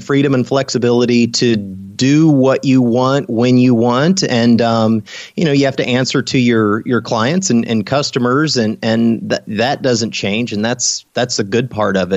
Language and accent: English; Illinois, United States; moved away as an adult; also born or lived in Dallas, Texas / Merida; now in Austin, United States; I grew up in Illinois.